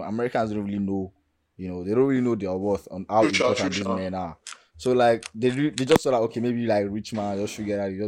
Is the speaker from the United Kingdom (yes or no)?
no; Nigeria